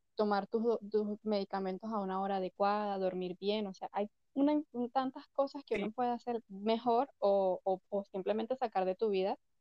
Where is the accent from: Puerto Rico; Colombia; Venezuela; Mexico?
Venezuela; moved away; desde que me, me fui de Venezuela. Imagínate, vivido en dos países, este, me he mudado mil veces